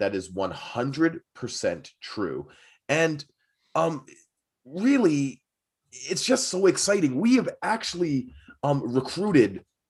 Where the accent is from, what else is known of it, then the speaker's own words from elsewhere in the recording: United States; if Canadians are good at hockey, it means I must be 10,000 times better because I'm an American.